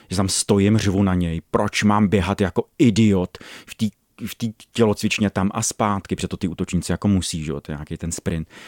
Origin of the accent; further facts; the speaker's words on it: Ostrov nad Ohří, Karlovy Vary Region, Czechia; V Ostrově nad Ohří.